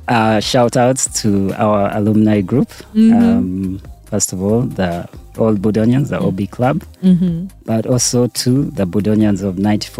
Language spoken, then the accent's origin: English; Kampala, Uganda; moved away as an adult; also born or lived in Canada; I was born and raised in Uganda in Mulago Hospital.